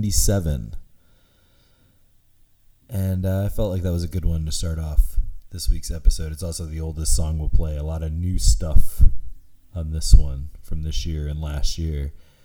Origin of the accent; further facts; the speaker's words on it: Lorain, Ohio, United States; my hometown of Lorain, Ohio